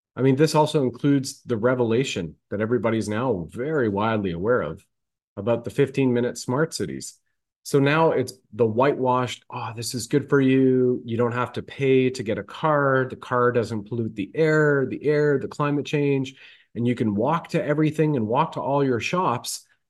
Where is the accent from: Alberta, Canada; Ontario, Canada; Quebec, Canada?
Ontario, Canada; I grew up in Canada in this lifetime, right? In Ontario.